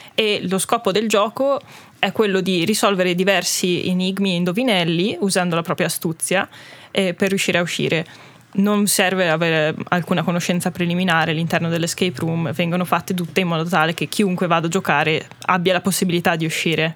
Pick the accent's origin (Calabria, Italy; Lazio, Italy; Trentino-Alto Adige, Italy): Trentino-Alto Adige, Italy; Val di Fassa; noi tutti siamo ladini, siamo un gruppo di otto ragazzi, ci veniamo tutti dalla Val di Fassa